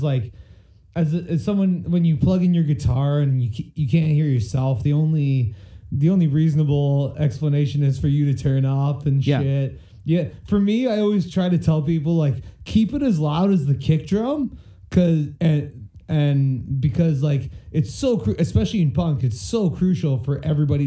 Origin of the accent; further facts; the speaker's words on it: Burlington, Ontario, Canada; growing up in Burlington